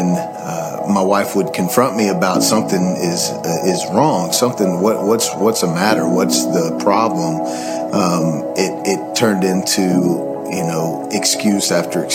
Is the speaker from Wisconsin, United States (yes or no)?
no; Waxahachie, Texas, United States; I grew up here in Waxahachie, a preacher's son